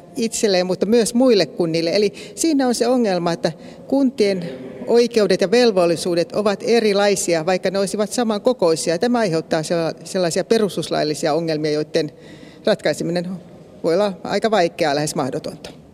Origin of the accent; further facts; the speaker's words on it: Pirkanmaa, Finland; Minä tulen itse Pirkanmaalta